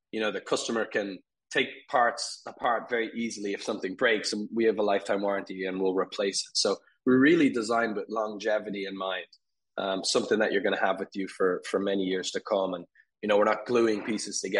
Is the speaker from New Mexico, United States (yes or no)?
yes; Albuquerque, New Mexico, United States; also born or lived in Dublin, Ireland; so I'm Irish originally. I was born in, in Dublin, and uh, my we moved over here with my family uh, when I was a kid. We moved to Albuquerque, New Mexico